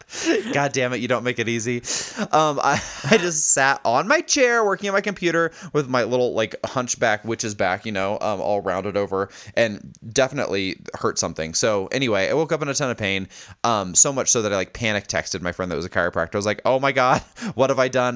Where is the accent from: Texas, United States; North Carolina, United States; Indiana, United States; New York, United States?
Indiana, United States; accent: Indiana; my fucking Indiana accent